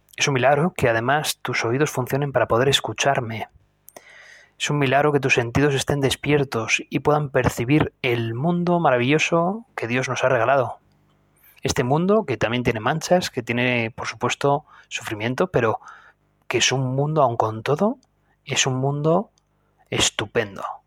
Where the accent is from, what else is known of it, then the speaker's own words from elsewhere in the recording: Spain; yo soy de España